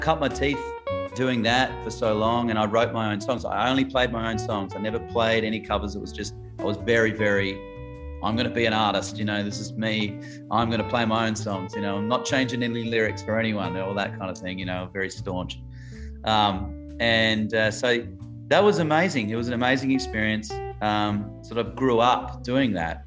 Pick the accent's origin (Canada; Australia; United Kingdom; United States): Australia; Adelaide, South Australia; moved away; Adelaide, which is where I grew up in Adelaide, where I was born, South Australia